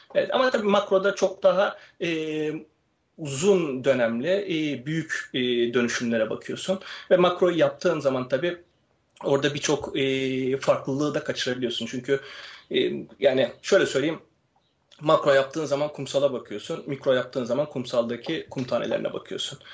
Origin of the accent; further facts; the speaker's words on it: Istanbul, Turkey; ben 86 yılında İstanbul'da doğdum